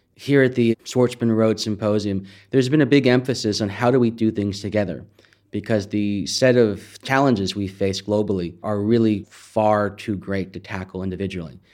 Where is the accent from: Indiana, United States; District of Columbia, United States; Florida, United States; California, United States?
California, United States; San Jose; I'm originally from San Jose, California, right in the heart of Silicon Valley